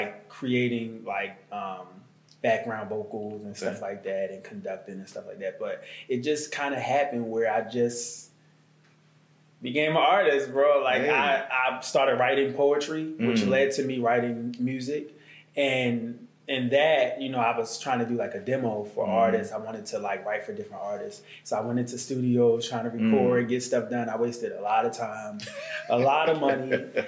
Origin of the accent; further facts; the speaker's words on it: Baltimore, Maryland, United States; moved away as an adult; also born or lived in Prince George's County, Maryland; now in Atlanta, United States; From Baltimore, Maryland.